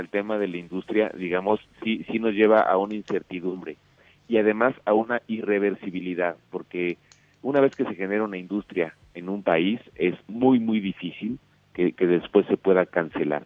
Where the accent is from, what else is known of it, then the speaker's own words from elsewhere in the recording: Mexico; yo como mexicano